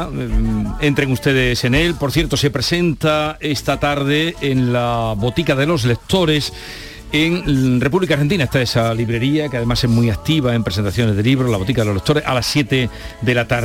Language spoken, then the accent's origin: Spanish; Córdoba, Andalusia, Spain; Somos de Córdoba